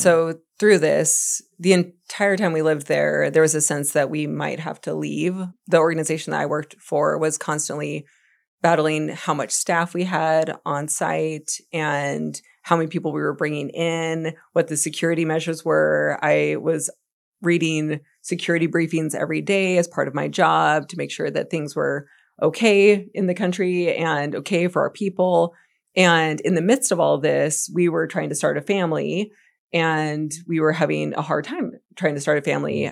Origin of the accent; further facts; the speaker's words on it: Gig Harbor, Washington, United States; moved away as an adult; also born or lived in Afghanistan; I grew up in Gig Harbor, I, and we had moved home to my hometown